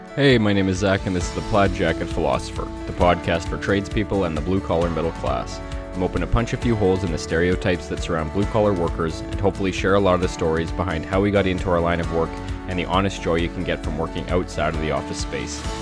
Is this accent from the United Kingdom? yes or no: no; Canada; growing up in Canada